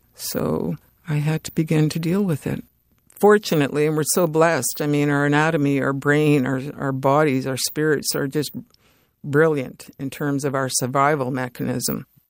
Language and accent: English; Edmonton, Alberta, Canada; also born or lived in Fort Chipewyan, Alberta; Treaty eight territory, Fort Chippewan, Alberta. I grew up in Edmonton, and I grew up in the north